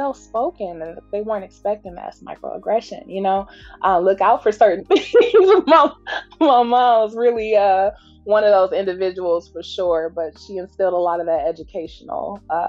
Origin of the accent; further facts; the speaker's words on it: Detroit, Michigan, United States; also born or lived in Washington, D.C. / South Carolina; I was born in D.C., raised in South Carolina some, and then spent the rest of my life in Detroit